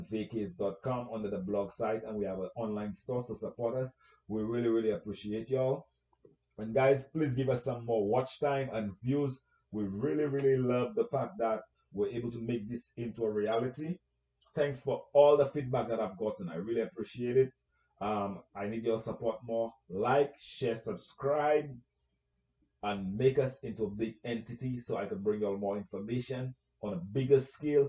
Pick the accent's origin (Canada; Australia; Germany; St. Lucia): St. Lucia; moved away; You have my accent. You know where I'm from. I'm from St. Lucia